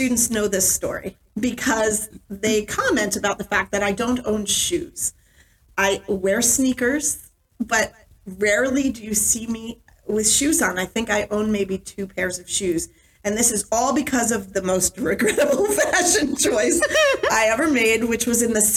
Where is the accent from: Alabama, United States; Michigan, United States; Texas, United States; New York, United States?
New York, United States; also born or lived in Westchester County, New York / Rochester, New York; now in Vermont, United States; I grew up in New York State, in several places in New York State. Westchester County as an elementary school and junior high school student. And then I spent my high school years in Rochester, New York.